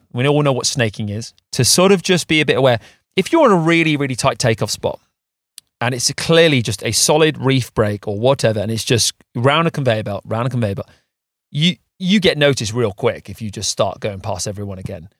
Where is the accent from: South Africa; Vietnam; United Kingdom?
United Kingdom; England; as English surfers